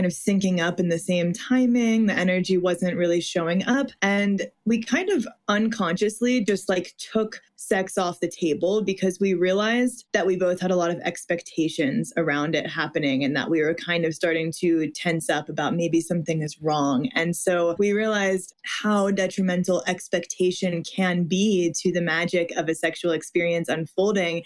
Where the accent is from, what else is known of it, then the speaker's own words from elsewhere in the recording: Midwest, United States; I was raised in the Midwest, Catholic